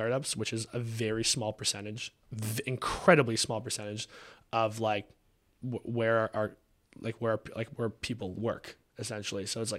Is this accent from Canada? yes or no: yes; Canada; now in Texas, United States; Like, we're from Canada.